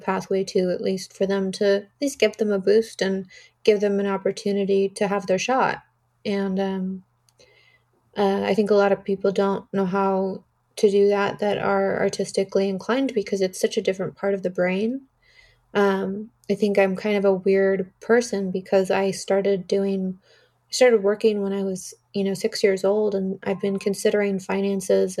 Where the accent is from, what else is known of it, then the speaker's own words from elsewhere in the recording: Artesia, California, United States; growing up in Artesia and having nothing